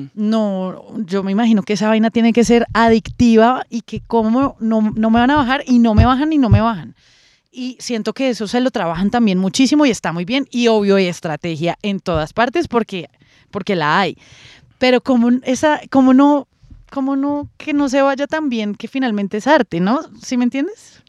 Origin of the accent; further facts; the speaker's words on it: Colombia; como colombiana y como persona de, de los medios